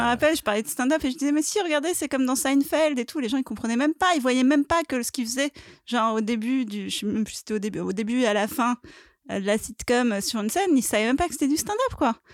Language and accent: French; Paris, Île-de-France, France; je suis une vraie parisienne aussi. J'ai toujours dit que je ne quitterais Paris que, que morte